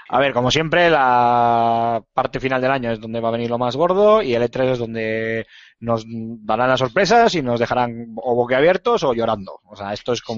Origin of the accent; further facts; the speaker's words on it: Bilbao, Basque Country, Spain; soy de Bilbao